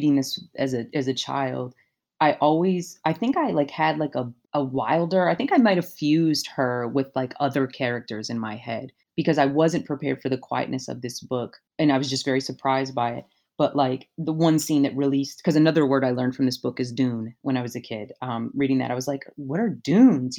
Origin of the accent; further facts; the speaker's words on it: Louisville, Kentucky, United States; I grew up in Kentucky in, you know, not a rural area. I was in Louisville still